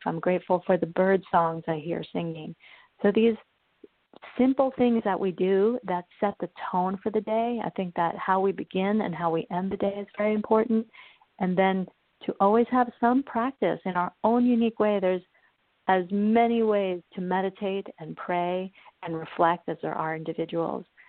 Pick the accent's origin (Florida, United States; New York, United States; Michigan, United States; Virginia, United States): New York, United States; also born or lived in Uruguay; when I was three, we moved to the United States, and I grew up in New York